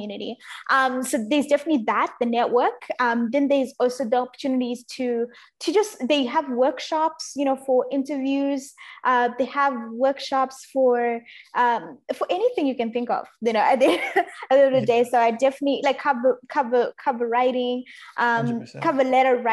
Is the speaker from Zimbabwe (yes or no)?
yes; Zimbabwe; now in Australia; I was growing up in Zimbabwe